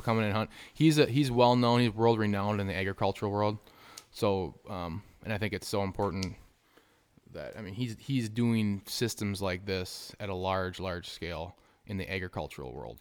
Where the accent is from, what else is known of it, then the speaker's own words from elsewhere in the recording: Southwest Wisconsin, United States; we're from Southwest, Southwest Wisconsin.